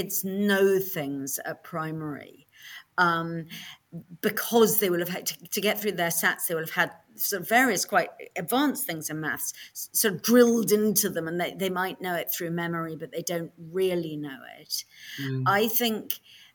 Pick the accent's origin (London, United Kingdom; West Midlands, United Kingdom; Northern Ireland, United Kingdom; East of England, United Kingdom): London, United Kingdom; moved away as an adult; I grew up in a sort of lefty part of North London